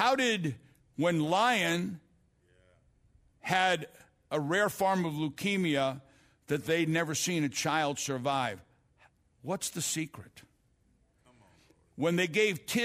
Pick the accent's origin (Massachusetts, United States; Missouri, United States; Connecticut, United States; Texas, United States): Missouri, United States; St. Louis; I grew up in South St. Louis